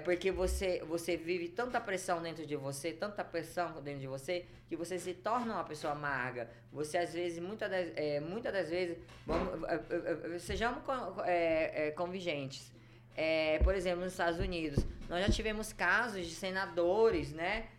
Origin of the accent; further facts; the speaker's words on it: Belém, Pará, Brazil; Eu nasci em Belém do Pará.